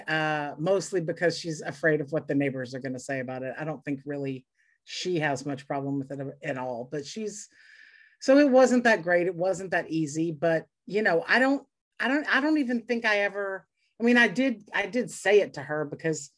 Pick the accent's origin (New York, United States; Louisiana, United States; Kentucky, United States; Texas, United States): Louisiana, United States; Lake Charles; I grew up in the Deep South in Louisiana